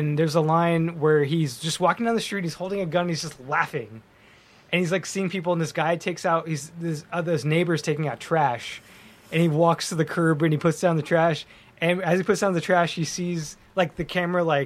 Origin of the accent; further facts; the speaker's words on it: Sierra Madre, California, United States; I grew up in Sierra Madre. It's a fantastic little town next to Pasadena